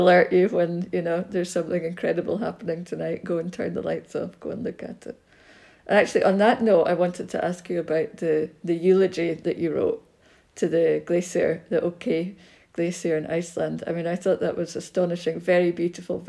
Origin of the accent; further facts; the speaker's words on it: Scotland, United Kingdom; I grew up in Scotland and was in the wild up here